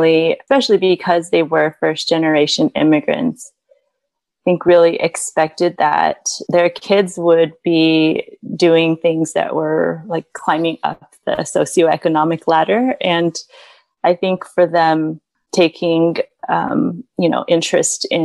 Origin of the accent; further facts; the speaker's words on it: United States; also born or lived in China / California / Texas; now in Midwest, United States; I grew up in California and Southeast Texas